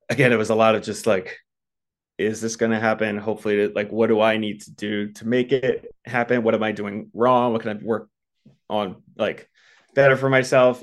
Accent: Baltimore, Maryland, United States; moved away as an adult; also born or lived in Philadelphia, Pennsylvania; now in Los Angeles, United States; I'm actually from the East Coast, grew up in Baltimore, went to school in Philly

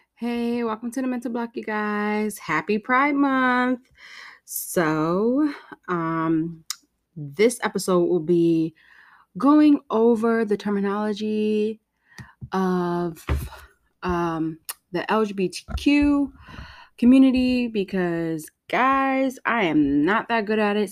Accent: United States; I am that American

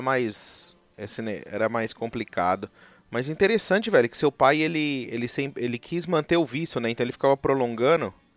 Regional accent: São Paulo, Brazil; now in United States; eu sou de São Paulo

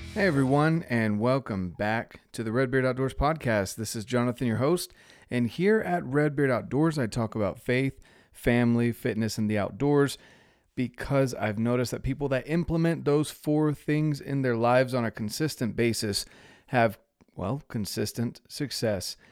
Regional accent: North Carolina, United States; I'm from North Carolina.

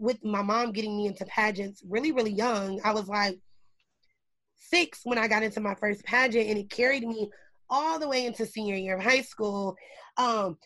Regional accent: Indianapolis, Indiana, United States; I was born in Indianapolis, Indiana

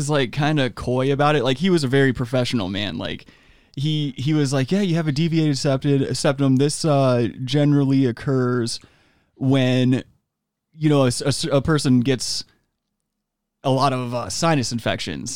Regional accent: East Coast, United States; moved away; I grew up on the East Coast

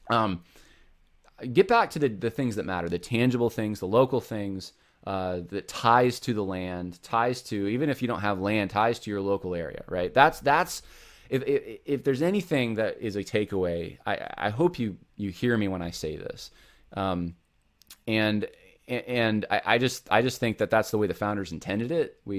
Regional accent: California, United States; I'm from California originally, so I can say this, but uh, I haven't lived most of my life there, but I have still a family there

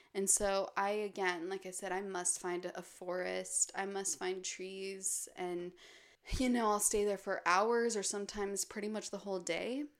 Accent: Park City, Utah, United States; moved away; my hometown, Park City, which is surrounded by mountains

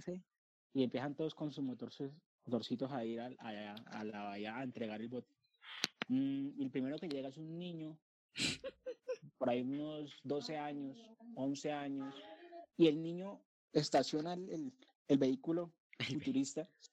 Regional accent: Colombia; also born or lived in Bogotá; yo como buen colombiano

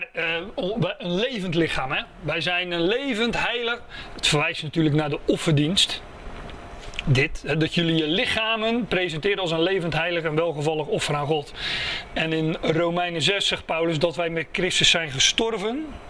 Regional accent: Netherlands; daar zijn we Nederlanders voor

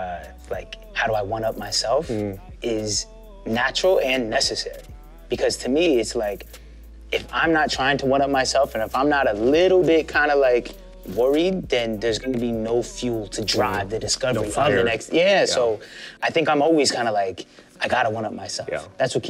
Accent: Atlanta, Georgia, United States; I would say Atlanta. You know, I moved around a lot as a kid, but I did the important formative years in Atlanta. So from 12 until now.

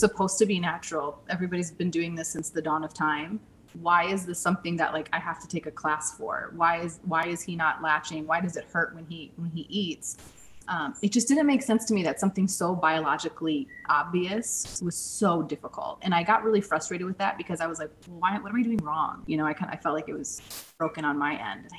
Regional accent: St. Louis, Missouri, United States; now in Scottsdale, United States; I'm originally from St. Louis

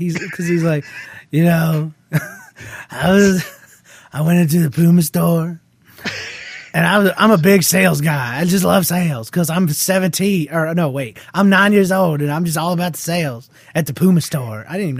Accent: Australia; Well, I'm from Australia, like Aussie Jeff. I hear that we're a lot like Canadians, except we do the whole milk thing.

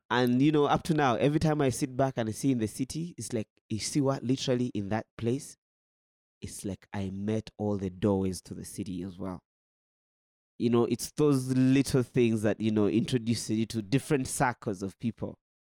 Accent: Uganda; moved away as an adult; now in Burundi; I come from Uganda

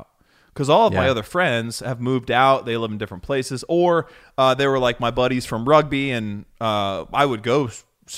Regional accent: Ohio, United States; also born or lived in Chicago, Illinois; we're from Ohio

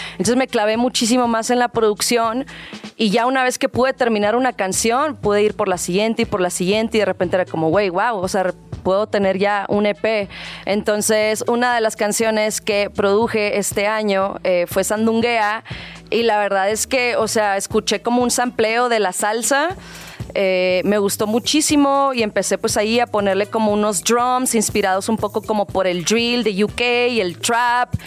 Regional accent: Monterrey, Nuevo León, Mexico; moved away as an adult; now in Mexico City, Mexico; Los dos somos de Monterrey

